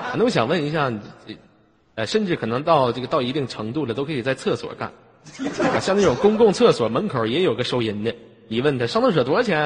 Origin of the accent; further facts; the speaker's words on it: Inner Mongolia, China; 来自于美丽的大草原，内蒙古